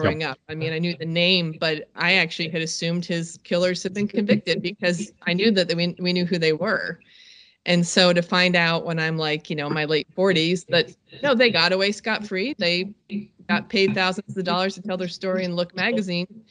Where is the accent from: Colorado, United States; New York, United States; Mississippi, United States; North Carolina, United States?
North Carolina, United States; another shameful North Carolinian